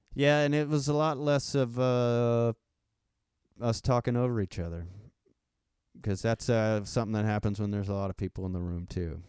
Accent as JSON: {"language": "English", "region": "Texas", "country": "United States", "accent": "country accent", "said": "I have, like, a country accent"}